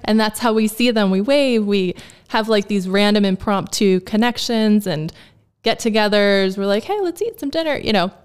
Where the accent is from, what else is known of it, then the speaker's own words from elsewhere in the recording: New Jersey, United States; moved away as an adult; now in Lancaster, United States; I'm from New Jersey